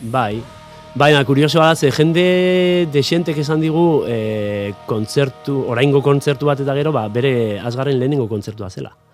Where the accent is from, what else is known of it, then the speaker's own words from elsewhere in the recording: Pasaia, Basque Country, Spain; ni pasaitarra naiz, paisai San Pedrokoa naiz